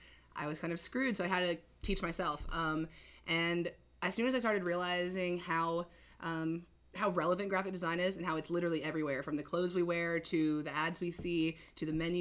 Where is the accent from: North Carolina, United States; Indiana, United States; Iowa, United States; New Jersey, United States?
North Carolina, United States; High Point; moved away as an adult; also born or lived in Boone, North Carolina; now in Wilmington, United States; I'm from High Point, like you said, original OG High Point homie